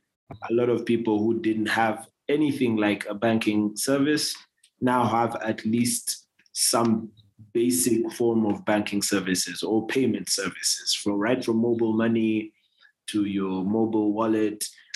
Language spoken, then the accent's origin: English; Kenya